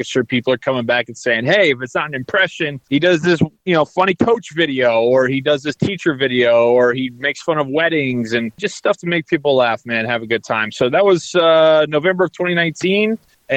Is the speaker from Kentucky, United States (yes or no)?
no; Indianapolis, Indiana, United States; I was born and raised in Indy